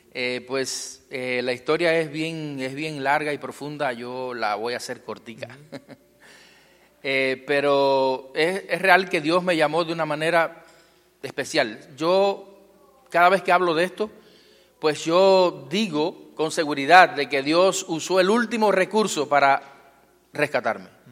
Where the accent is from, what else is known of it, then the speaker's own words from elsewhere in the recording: Cuba; Vengo de un lugar muy lejano. Vengo del Caribe. Eh, vengo de Cuba. Eh, soy pastor eh, en Cuba.